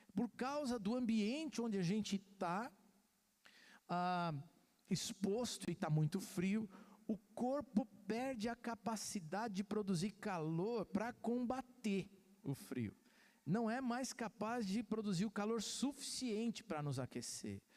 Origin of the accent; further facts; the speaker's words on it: Santos, São Paulo, Brazil; Eu sou santista, nasci em Santos